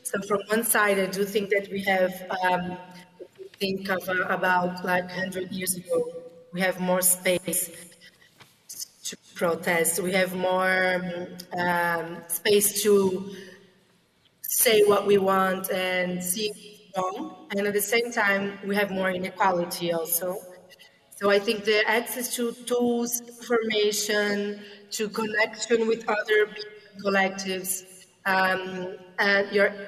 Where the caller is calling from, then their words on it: Brazil; I'm speaking from Brazil. It's 7 a.m. here, so good morning.